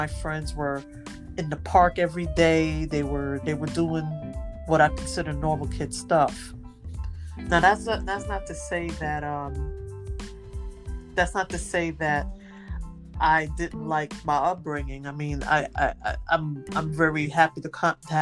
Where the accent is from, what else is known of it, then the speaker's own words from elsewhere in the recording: New York City, New York, United States; I'm from Brooklyn, New York, born and bred.